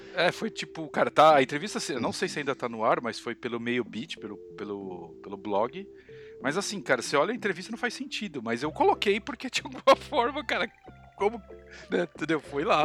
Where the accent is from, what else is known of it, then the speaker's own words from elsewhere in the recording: Brazil; eu sou do Brasil